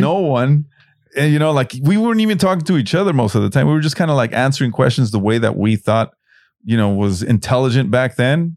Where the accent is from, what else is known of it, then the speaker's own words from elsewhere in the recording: Los Angeles, California, United States; I grew up in South Central